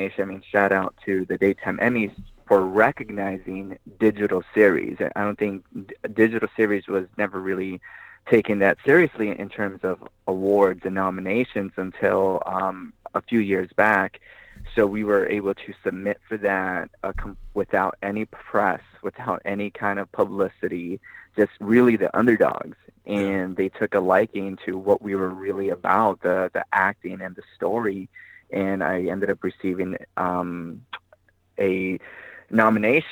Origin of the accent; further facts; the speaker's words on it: Pico Rivera, California, United States; I grew up in Pico Rivera, California